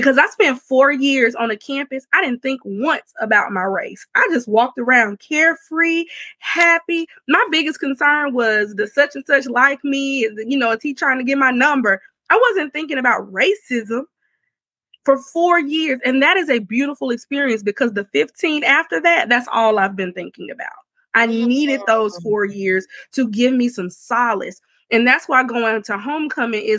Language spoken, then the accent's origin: English; Alabama, United States; I'm a third generation HBCU graduate, and I'm from Alabama